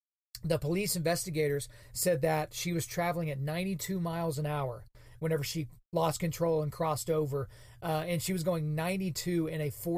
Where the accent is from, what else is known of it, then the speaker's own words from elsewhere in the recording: Oklahoma, United States; So I'm born and raised in Oklahoma. I've lived in the Edmond, Oklahoma City area since 2004.